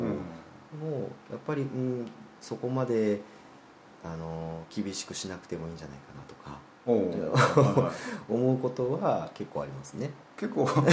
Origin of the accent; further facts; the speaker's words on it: Miyazaki, Japan; also born or lived in Nagasaki; 長崎から宮崎来た時にすごい覚えてるのが、あの長崎はなんとか「バイ」っていう、宮崎来てすごいバカにされた